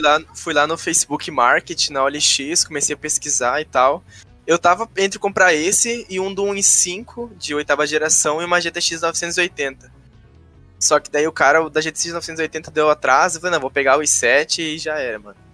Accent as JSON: {"language": "Portuguese", "region": "Rio Grande do Sul", "country": "Brazil", "said": "sou do Rio Grande do Sul, tenho 19 anos."}